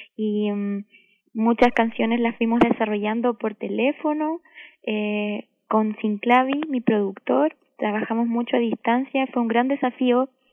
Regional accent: Valdivia, Los Ríos, Chile; Valdivia, mi ciudad natal

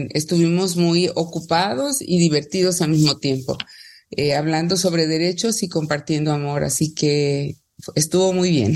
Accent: Tamiagua, Veracruz, Mexico; soy de Tamiagua

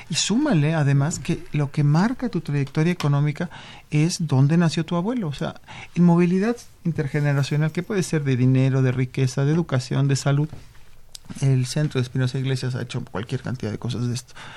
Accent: Mexico; como mexicanos

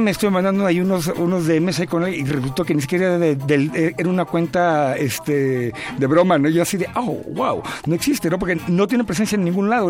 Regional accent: Mexico

